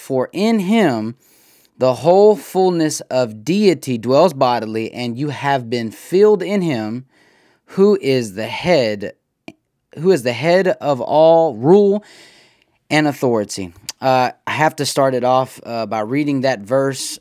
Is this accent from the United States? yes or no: yes; United States; I'm an American.